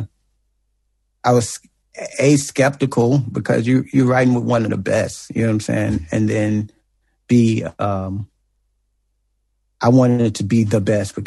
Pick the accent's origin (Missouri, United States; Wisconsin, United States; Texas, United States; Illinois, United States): Illinois, United States; East St. Louis; I'm from East St. Louis